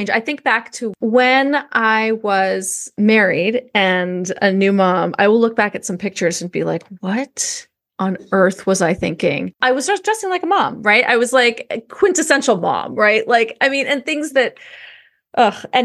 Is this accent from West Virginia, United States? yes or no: no; New York, United States; I remember because oh, I grew up in New York, and there we had these big trunks, and we would put them in the back of the closet